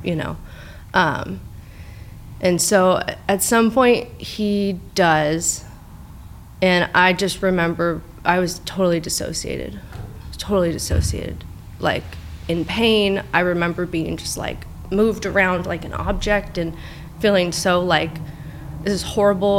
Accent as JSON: {"language": "English", "town": "Tustin", "region": "California", "country": "United States", "tie": "born or raised there", "also_born_or_lived": "Laguna Hills, California / Costa Mesa, California", "said": "I grew up in Tustin"}